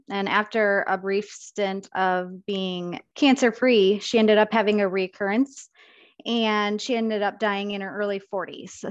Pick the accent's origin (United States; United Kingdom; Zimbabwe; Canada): United States; Rochester, Minnesota; I was born and raised in Rochester, and I worked at Mayo Clinic